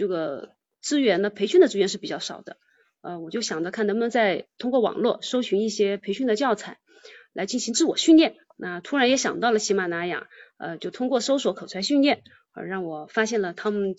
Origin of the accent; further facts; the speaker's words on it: Chenzhou, Hunan, China; now in Qingyuan, China; 我来自呢湖南郴州，今呃现在呢目前是居住在广东清远